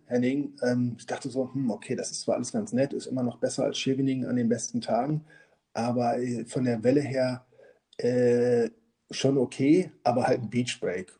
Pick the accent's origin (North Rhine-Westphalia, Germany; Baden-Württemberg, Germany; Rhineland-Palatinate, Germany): North Rhine-Westphalia, Germany; Münster; moved away; wir kommen beide aus Münster